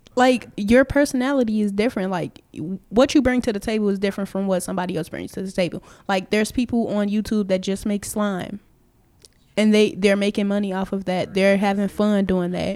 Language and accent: English; Chicago, Illinois, United States; I'm from Chicago